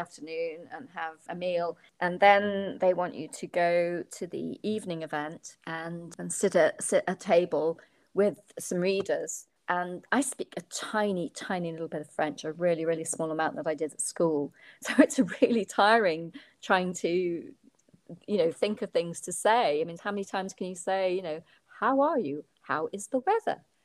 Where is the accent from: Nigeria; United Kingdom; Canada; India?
United Kingdom; I was being very British